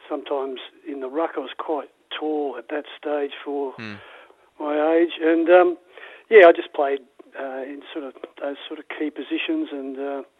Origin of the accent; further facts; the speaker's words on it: Melbourne, Victoria, Australia; When I was very young, I lived in North Melbourne, and then we moved to Essendon when I was about five, and built a house there.